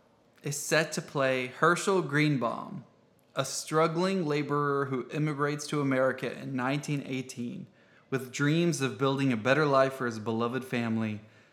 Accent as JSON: {"language": "English", "region": "Indiana", "country": "United States", "tie": "born or raised there", "said": "Actually, I grew up in Indiana."}